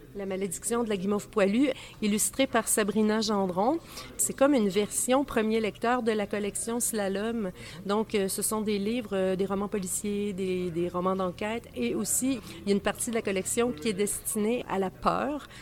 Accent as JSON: {"language": "French", "town": "Saint-Thomas-d'Aquin", "region": "Quebec", "country": "Canada", "tie": "born or raised there", "said": "j'habitais à la campagne quand j'étais petite, à Saint-Thomas-d'Aquin"}